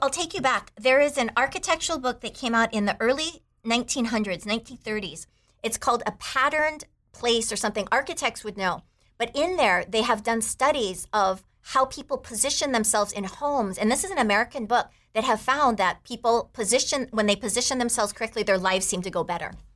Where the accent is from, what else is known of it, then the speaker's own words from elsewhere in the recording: Taiwan; moved away; I grew up in Taiwan